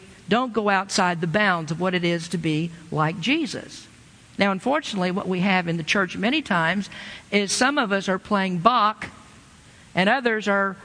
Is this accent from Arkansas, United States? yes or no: no; Lexington, Kentucky, United States; moved away; I grew up in the South a long time ago and without cultural diversity